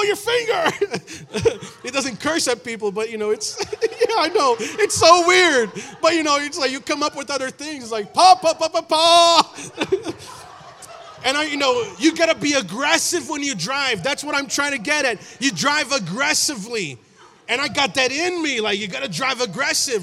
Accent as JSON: {"language": "English", "region": "São Paulo", "country": "Brazil", "tie": "born or raised there", "moved": "yes", "lives_now": "United States", "said": "I was born in Brazil"}